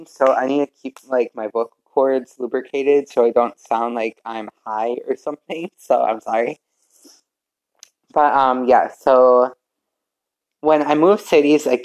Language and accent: English; Vernon, Connecticut, United States; born there; also born or lived in Middletown / Glastonbury; I was born in Vernon, Connecticut, and we moved around from Middletown to Glastonbury to who knows where.